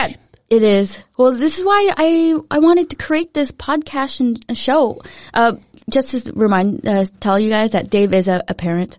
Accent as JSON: {"language": "English", "town": "Cypress", "region": "California", "country": "United States", "tie": "born or raised there", "also_born_or_lived": "Philippines", "second_language": "English", "moved": "as an adult", "lives_now": "Denmark", "said": "I was born in the Philippines, but I grew up most of my life in a city called Cypress in Orange County"}